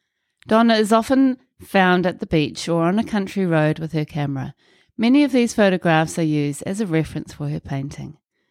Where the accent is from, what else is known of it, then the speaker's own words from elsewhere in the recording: Auckland, New Zealand; I grew up in Milford.